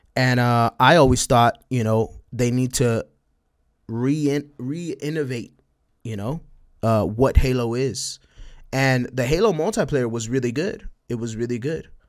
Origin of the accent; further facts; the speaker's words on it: El Paso, Texas, United States; accent: Spanish twang; I'm from El Paso, Texas, right? but I'm right next to Juaritos, right? Right next to Mexico, right? So I got a little, I got a little bit, a little bit of that Spanish twang